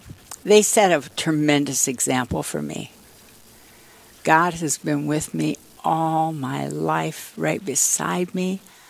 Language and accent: English; Plankinton, South Dakota, United States; now in Aberdeen, United States; I was born in Plankton.